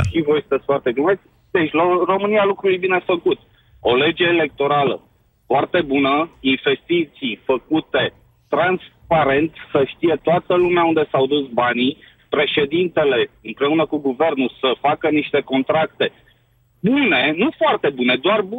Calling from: United Kingdom; Sunt din Marea Britanie.

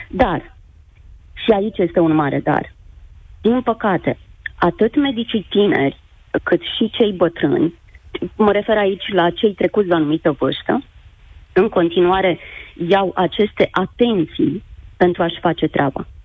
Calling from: Iași, Iași County, Romania; Uh, bună ziua, uh … sunt din Iași, cu ceva emoții.

